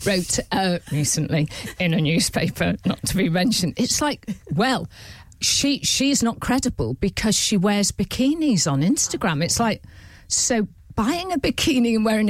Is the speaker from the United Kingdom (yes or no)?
yes; Prestatyn, Wales, United Kingdom; accent: a little bit Scouse; I'm from North Wales, like that strip of North Wales